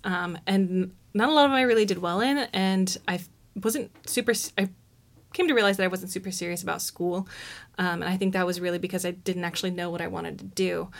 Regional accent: Oroville, California, United States; moved away as an adult; now in Eugene, United States; I grew up in Orville, California

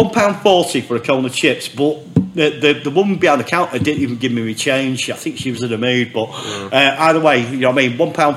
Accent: Oldham, North West England, United Kingdom; I grew up in Oldham, mate.

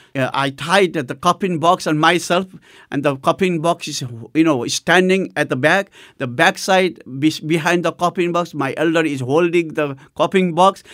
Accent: Nepal; the first church of Nepal, which was in my hometown.

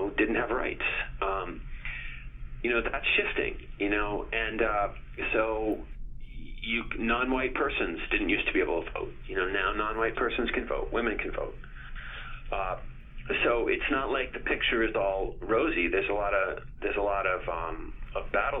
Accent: Cape Cod, Massachusetts, United States; I grew up in Cape Cod

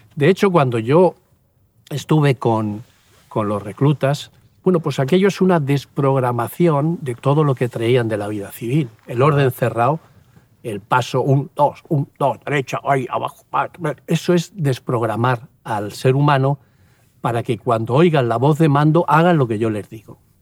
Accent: Puerto de Sagunto, Valencian Community, Spain; moved away as an adult; also born or lived in Seville; yo nací en un pueblecito ahí al lado de Sagunto, Puerto de Sagunto

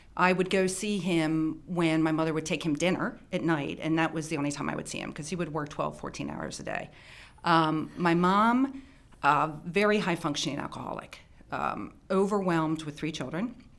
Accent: Baltimore County, Maryland, United States; also born or lived in Howard County, Maryland; I grew up in Baltimore County. Um, I think when I was twelve, I moved to Howard County

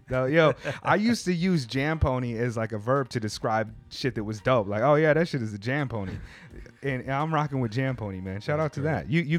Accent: United States; moved away as an adult; now in Tokyo, Japan; I'm American.

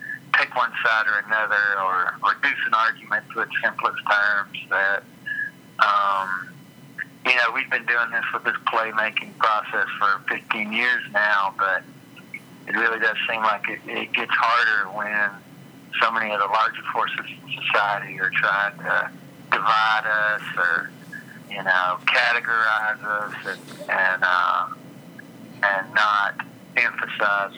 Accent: Tennessee, United States; now in Kentucky, United States; I'm originally from Tennessee

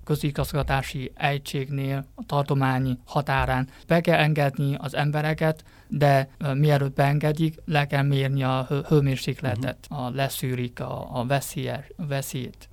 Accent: Hubei, China; Hungarian is a second language; now in Beijing, China; Igen, én Hubei származású vagyok. Ott vannak a szüleim, Wuhan-tól nincs messze 100 kilométeres kisebb városban

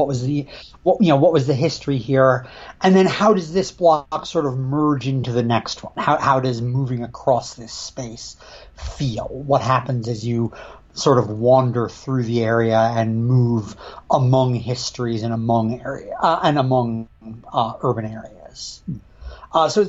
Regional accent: Western Connecticut, United States; now in Ithaca, United States; I grew up in Western Connecticut, New England area. These days I'm based in lovely Ithaca, New York

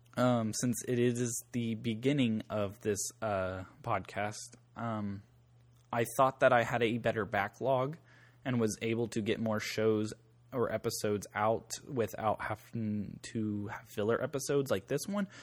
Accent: Southeast Kansas, United States; in my hometown growing up

